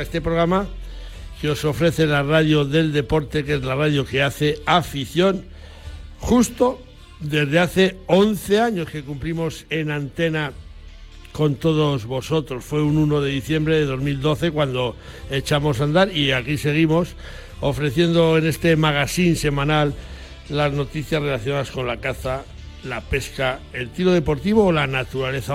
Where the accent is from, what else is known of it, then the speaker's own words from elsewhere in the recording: Zamora, Castile and León, Spain; mi tierra zamorana